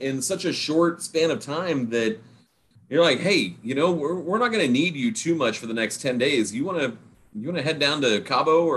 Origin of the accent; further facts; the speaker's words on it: Houston, Texas, United States; I grew up in Houston